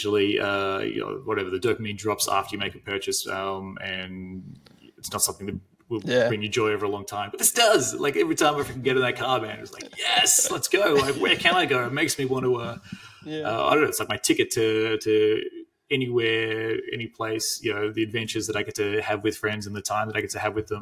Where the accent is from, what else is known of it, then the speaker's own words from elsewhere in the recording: Australia; as an Australian